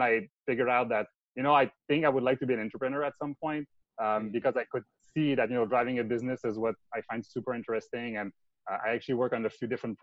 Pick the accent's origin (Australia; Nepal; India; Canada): Canada; Montreal, Quebec; accent: French Canadian; English is a second language; moved away as an adult; also born or lived in Bay Area, United States; I'm from Quebec. So it's a French Canadian accent